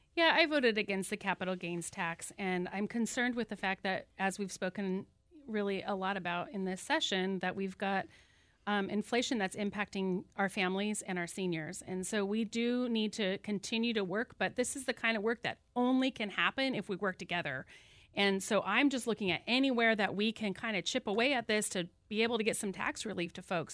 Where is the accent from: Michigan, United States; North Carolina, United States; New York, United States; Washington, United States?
Washington, United States; Whatcom County; I was born right here in Whatcom County and have five generations of my family who've lived here